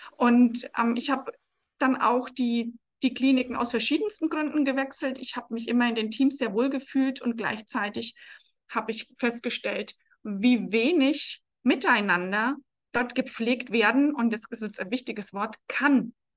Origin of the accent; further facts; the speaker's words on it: Franconia, Bavaria, Germany; accent: rolled R (Franconian); man hört es vermutlich, ich roll das Erraweng. Also ich bin aus Franken